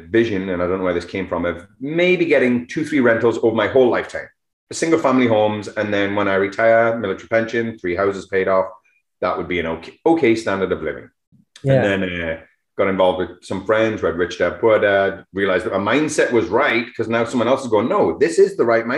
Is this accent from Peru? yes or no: no; England, United Kingdom; also born or lived in Alberni Valley; now in Canada; being English